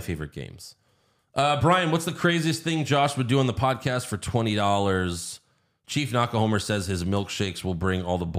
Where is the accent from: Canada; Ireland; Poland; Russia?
Canada; I am Canadian.